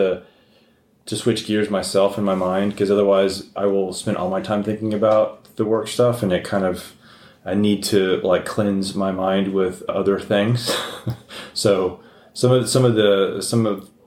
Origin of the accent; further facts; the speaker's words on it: El Paso, Texas, United States; I grew up in El Paso